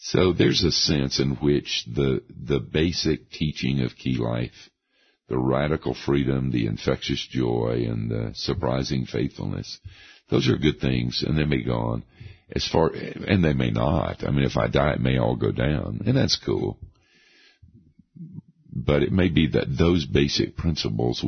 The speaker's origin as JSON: {"language": "English", "region": "the South", "country": "United States", "tie": "born or raised there", "said": "I grew up in the South"}